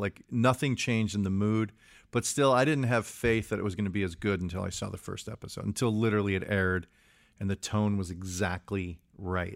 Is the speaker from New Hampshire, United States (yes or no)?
no; Chicago, Illinois, United States; I grew up in Chicago.